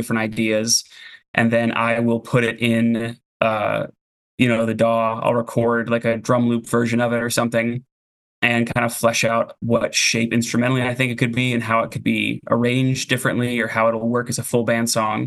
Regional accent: Florida, United States; moved away as an adult; also born or lived in Buffalo, New York; now in Portland, United States; I was born in Buffalo and then went to high school in Florida. My family moved there

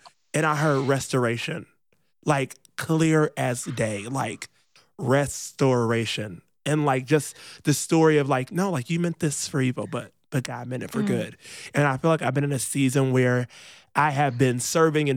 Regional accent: Rockford, Illinois, United States; moved away; I grew up in Rockford, Illinois

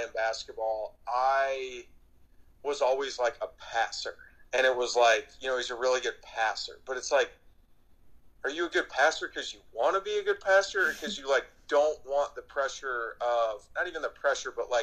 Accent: Chicago, Illinois, United States; moved away as an adult; also born or lived in Lawrence, Kansas; now in Scottsdale, United States; growing up in Chicago

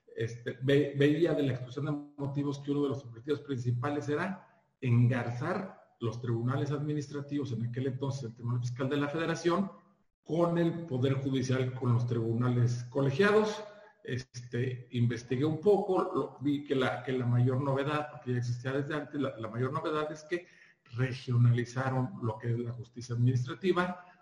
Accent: Durango, Mexico; moved away; yo llegué de Durango, se de Durango, ya aquí en el, año 2000

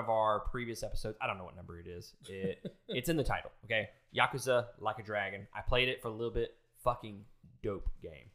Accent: Mississippi, United States; I'm from Mississippi

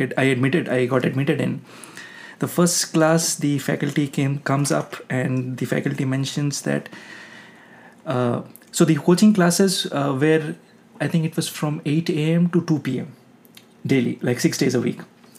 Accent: eastern India, India; English is a second language; my hometown is in eastern part of India

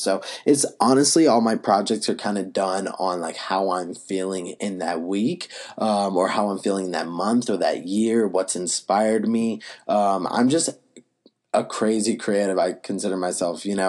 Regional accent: Asheboro, North Carolina, United States; moved away; also born or lived in Wilmington, North Carolina; I actually grew up in Ashboro, North Carolina

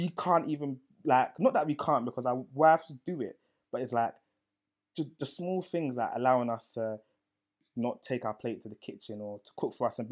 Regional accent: Nigeria; being a Nigerian man

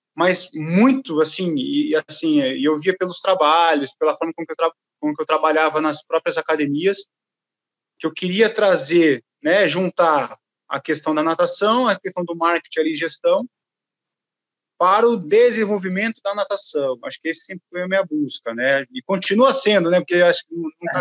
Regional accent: Limeira, São Paulo, Brazil; eu sou do interior de São Paulo, sou de Limeira

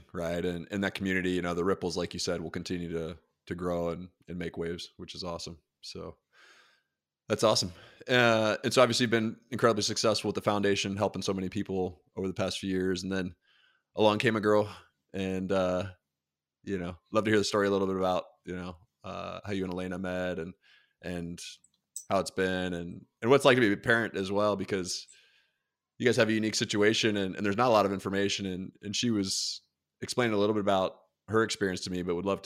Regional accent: Dover, Delaware, United States; moved away; Originally from Delaware.

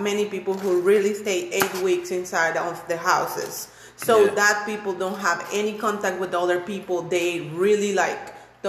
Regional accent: Orange, Texas, United States; my hometown is like a orange city.

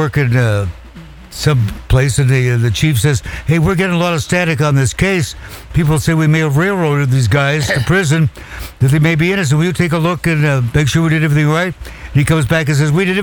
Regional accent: Walla Walla, Washington, United States; I grew up in Walla Walla, Washington, which is where they have the Washington State Penitentiary

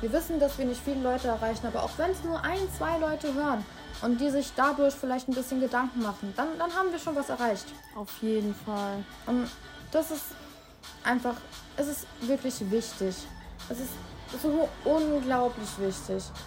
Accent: Germany; bei uns in Deutschland

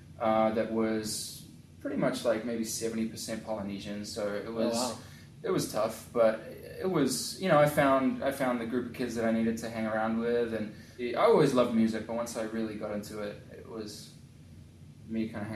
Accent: North East England, United Kingdom; born there; the Captain Cook actually was born in the town that I was born in England.

